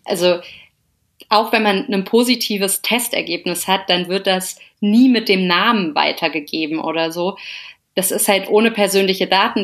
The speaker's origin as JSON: {"language": "German", "town": "Melsungen", "region": "Hesse", "country": "Germany", "moved": "yes", "lives_now": "Cologne, Germany", "said": "ganz lange immer noch in Melsungen testen lassen, also wo ich herkomme bei dem Frauenarzt"}